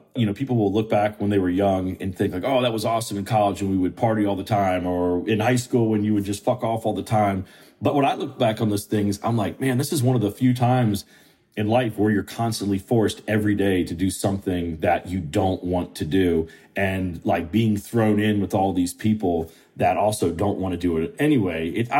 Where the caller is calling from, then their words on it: Charleston, South Carolina, United States; I'm calling you from my offices in Charleston, South Carolina.